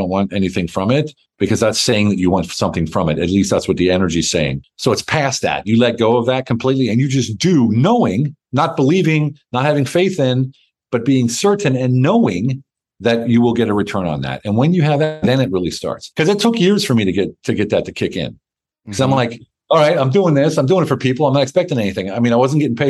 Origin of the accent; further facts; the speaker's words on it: United States; moved away as an adult; also born or lived in Germany / Hungary; now in Turkey; Been overseas for 30 years, so I don't know if I'm an American anymore